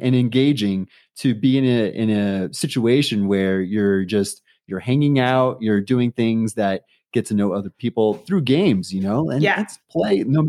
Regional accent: San Diego, California, United States; moved away as an adult; now in Denver, United States; I'm not a local. You might have known that already. So I'm from San Diego, California, and I transitioned over to here in Denver back in August of 2020 during the heat of the pandemic.

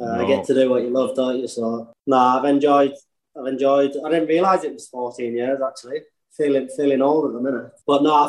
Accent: Stokesley, Yorkshire and the Humber, United Kingdom; also born or lived in Rochdale, North West England; I was born in Rochdale. I'm not sure, Littleborough. And then I moved, well, my mum and dad split up. I moved over to North Yorkshire, a place called Stokesley, when I was about 8 or 9, really. My accent's kind of stuck with me a little bit, anyway.

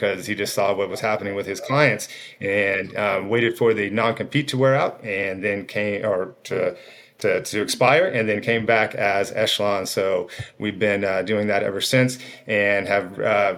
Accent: Arizona, United States; also born or lived in East Coast; came back to my roots here in Arizona

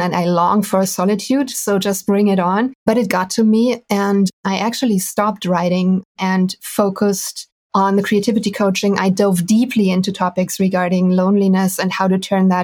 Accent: Düsseldorf, North Rhine-Westphalia, Germany; moved away as an adult; now in Detmold, Germany; So I'm from Germany. I'm originally from Düsseldorf, which is a beautiful, huge city at the Rhine. And I stranded in a tiny, tiny town called Detmold 3 years ago.

